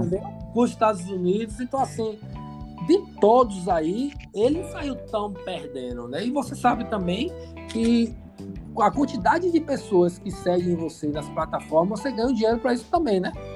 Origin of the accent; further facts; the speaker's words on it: Brazil; a gente é brasileiro